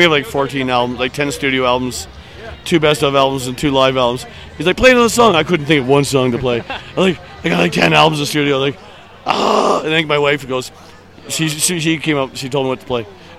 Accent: Toronto, Ontario, Canada; But I'm from Toronto, so it's pretty far away from here.

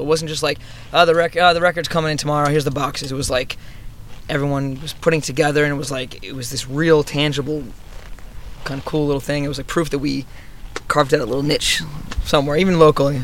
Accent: Newton, New Jersey, United States; I was from a small little town, uh, Newton, New Jersey

